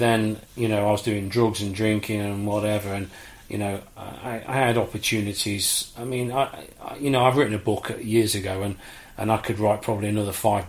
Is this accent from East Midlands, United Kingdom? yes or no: yes; Leicester, East Midlands, United Kingdom; I was born in Leicester.